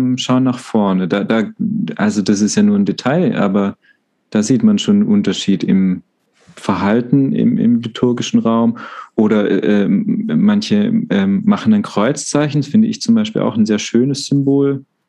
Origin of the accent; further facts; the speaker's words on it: Baden-Württemberg, Germany; now in Freiburg, Germany; ich komme ja aus Württemberg ursprünglich